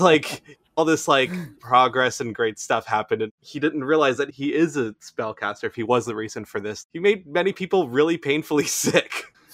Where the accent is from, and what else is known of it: United States